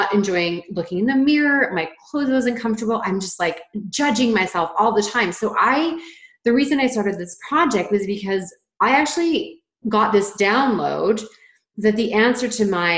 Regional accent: Ontario, Canada; moved away as an adult; also born or lived in British Columbia; I'm from Ontario, Canada, moved across the country to British Columbia, where Karen is.

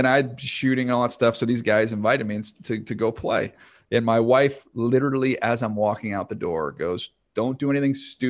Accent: Indiana, United States; born there; I was born in Indiana. Like, you can't be born in Indiana and not be a hoops guy.

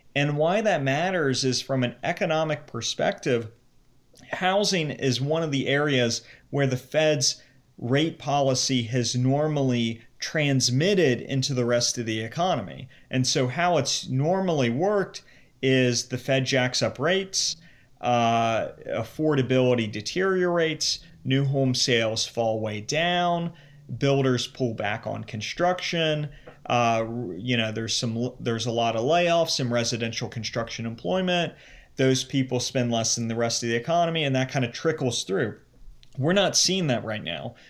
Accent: Cincinnati, Ohio, United States; moved away as an adult; also born or lived in New York; I grew up in the Cincinnati area

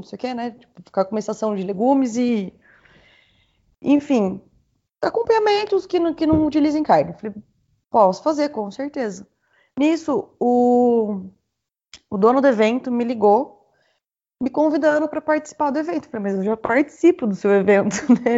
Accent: Itu, São Paulo, Brazil; vim de, de Itu

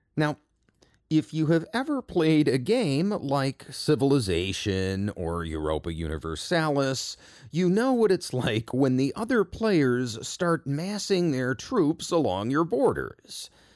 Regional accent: United States; I am an American

